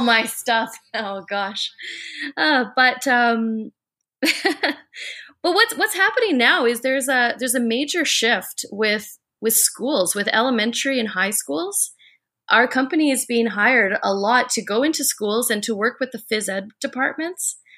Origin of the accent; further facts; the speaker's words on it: Vancouver, British Columbia, Canada; I'm from Vancouver, Canada, and the founder of Endorphin Rush Dance and Fitness